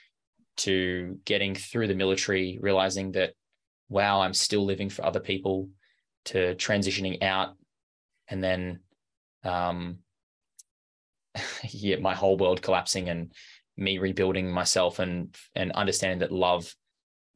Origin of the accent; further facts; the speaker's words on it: Brisbane, Queensland, Australia; I grew up in Brisbane, in Australia